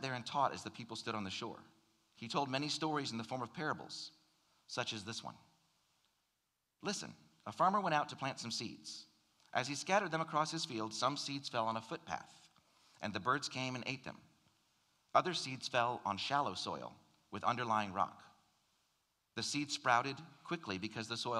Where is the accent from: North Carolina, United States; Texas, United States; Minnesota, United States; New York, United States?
North Carolina, United States; moved away as an adult; also born or lived in Michigan / Ohio; now in South Carolina, United States; I spent the majority of my childhood growing up in North Carolina